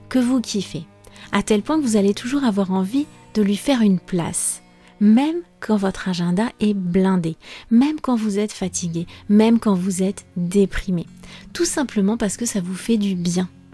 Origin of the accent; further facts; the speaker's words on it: France; je suis française